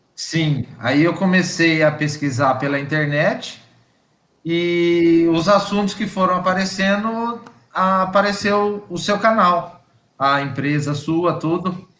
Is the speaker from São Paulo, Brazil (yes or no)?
yes; Bebedouro, São Paulo, Brazil; eu sou do interior de São Paulo, aqui de Bebedouro